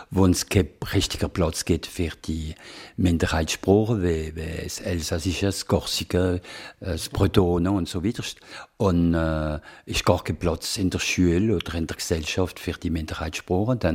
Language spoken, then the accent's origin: German; Basel, Basel-Stadt, Switzerland; accent: Alemannic; wenn man Alemannisch reden, dann ihr versteht mich als Basler